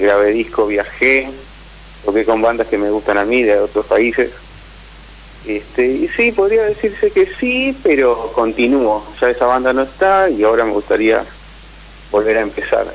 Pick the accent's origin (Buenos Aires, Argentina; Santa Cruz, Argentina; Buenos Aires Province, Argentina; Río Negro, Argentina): Santa Cruz, Argentina; Caleta Olivia; also born or lived in La Plata; now in Morón, Argentina; soy de Caleta Olivia, pero vivo en Morón